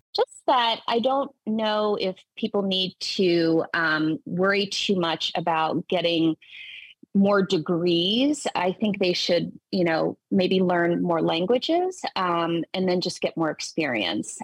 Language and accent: English; Tennessee, United States; I grew up in the South, I'm from Tennessee.